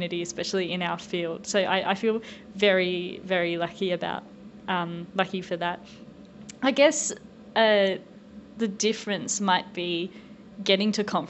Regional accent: Tasmania, Australia; moved away as an adult; now in United States; being a Tasmanian my whole life

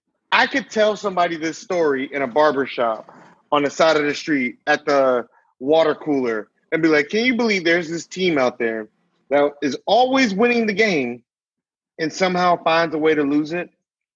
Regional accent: Tennessee, United States; I was born in Tennessee

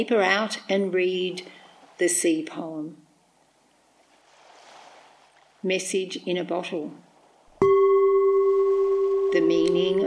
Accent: Cabramatta, New South Wales, Australia; moved away as an adult; now in Illawarra, Australia; I grew up in Cabramatta, 50 kilometres west of here

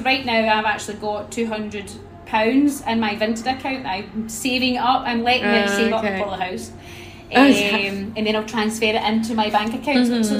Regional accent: Scotland, United Kingdom; I'm 34 years old, and I'm from Scotland.

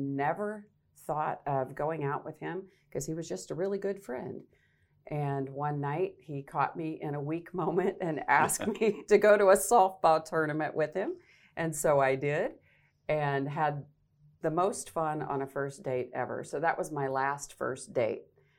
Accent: Arkansas, United States; moved away as an adult; now in Nebraska, United States; What brought me to Nebraska was I am a native Arkansan, so I grew up in Arkansas. At age 18, decided to go into broadcast journalism.

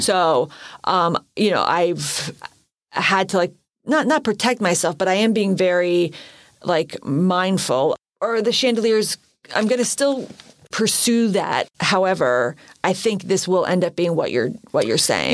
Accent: Allentown, Pennsylvania, United States; born or raised there

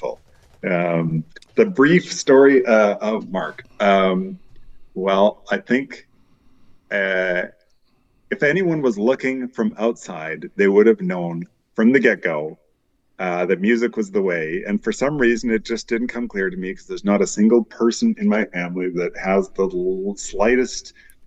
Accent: Vancouver, British Columbia, Canada; I grew up in Vancouver

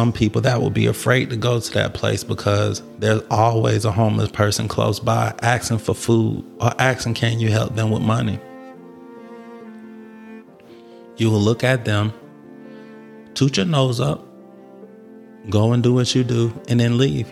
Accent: Atlanta, Georgia, United States; I grew up in Atlanta

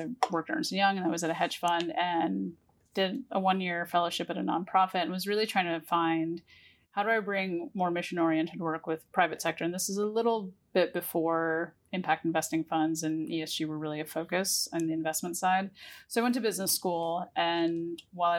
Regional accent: Ohio, United States; now in New York, United States; a high schooler growing up in small town Ohio

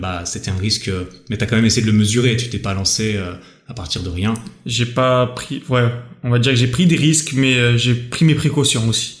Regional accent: Switzerland; je viens de Suisse

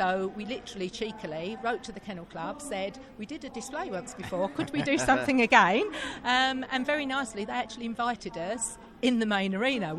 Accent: East of England, United Kingdom; Everybody trains individually with their dogs, because we're from East Anglia.

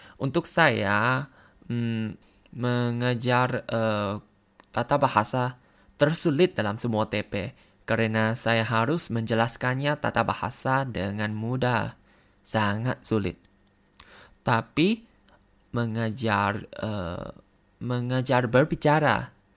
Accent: Thailand; Indonesian is a second language; dari Thailand.

